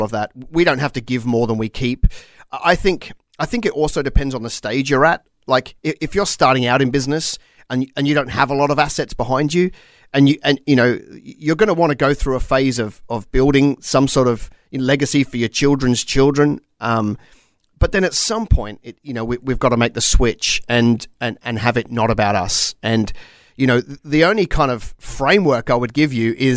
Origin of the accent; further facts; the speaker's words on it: Australia; As an Australian